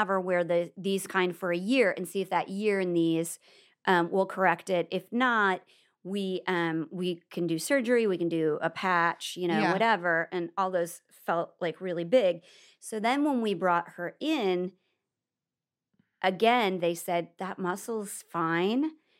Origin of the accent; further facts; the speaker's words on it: Nebraska, United States; Well, I'm from Nebraska.